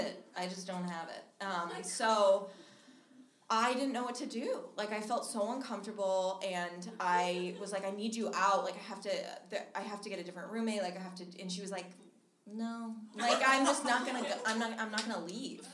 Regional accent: Minnesota, United States; moved away; I'm originally from Minnesota, and I fly home.

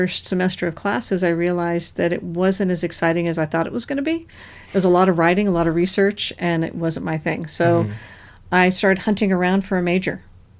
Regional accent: California, United States; I grew up in California, mostly Northern California and Central California. So it was a very different feel than Southern California.

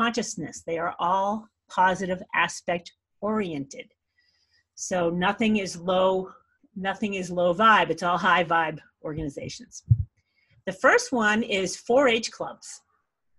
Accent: Scituate, Massachusetts, United States; I grew up on the South Shore of Massachusetts in Scituate

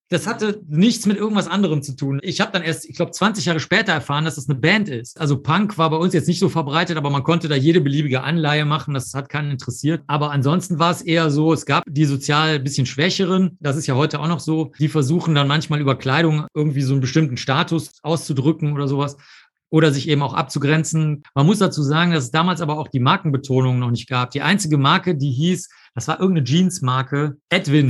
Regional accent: Cologne, North Rhine-Westphalia, Germany; also born or lived in Rosenheim / New York; ich bin in Köln aufgewachsen, Köln-Zollstock

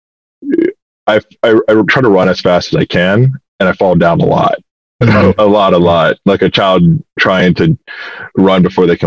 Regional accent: Atlanta, Georgia, United States; I'm from Atlanta, Georgia

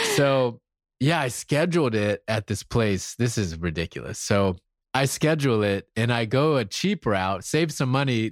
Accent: South Carolina, United States; moved away; I'm from South Carolina. I'm from the real South

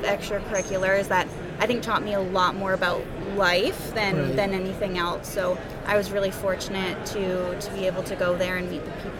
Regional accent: London, Ontario, Canada; moved away as an adult; also born or lived in Quebec; now in Nova Scotia, Canada; I grew up in London, Ontario. So I am from Ontario originally.

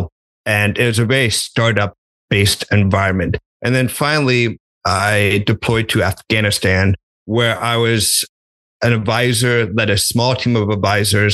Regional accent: Texas, United States; moved away as an adult; also born or lived in Oklahoma; I was from Texas, went to college in Oklahoma, hadn't explored the world all that much.

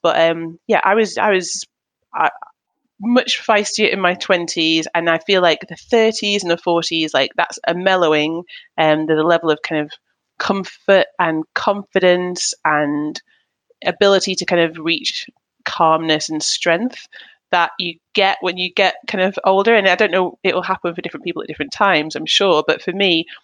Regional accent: Manchester, North West England, United Kingdom; now in Hertfordshire, United Kingdom; I'm born and bred in Manchester, Manchester, England. And I live now in Hertfordshire

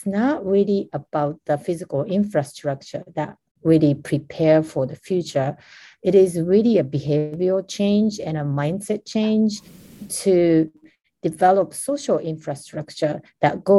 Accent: Japan; I was born and raised in Japan

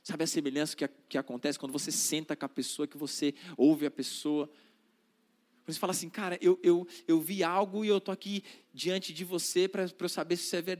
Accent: Northeast Region, Brazil; eu sou nordestino, e quando eu. Se eu vou visitar minha família lá no Nordeste

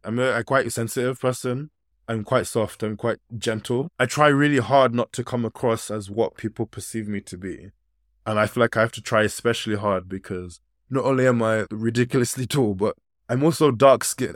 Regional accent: United Kingdom; Although I've grown up in this country, I still have very West African kind of ways of being

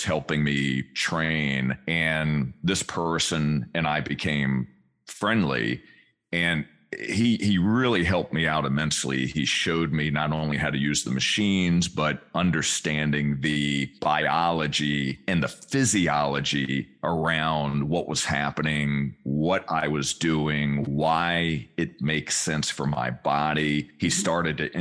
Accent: Richmond, Virginia, United States; I grew up in Richmond, Virginia, central part of the state

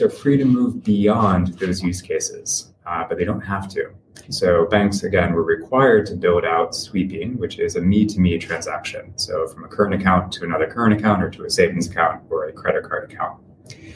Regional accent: United States; moved away as an adult; I am actually American, so I'm coming from well across the pond

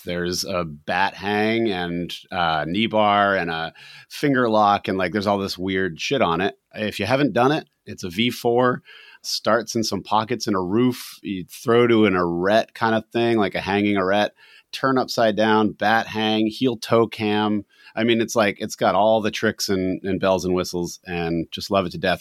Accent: New Hampshire, United States; we are from New Hampshire

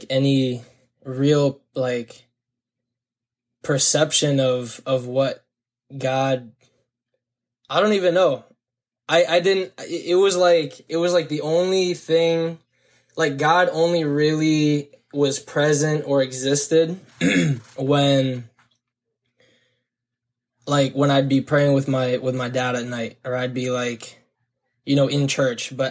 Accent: Hillsborough, New Jersey, United States; I grew up in Hillsborough, New Jersey

